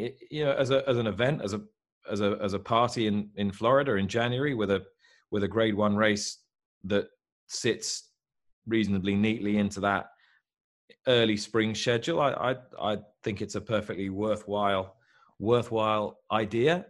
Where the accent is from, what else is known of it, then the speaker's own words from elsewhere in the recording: United Kingdom; I'm a Brit in England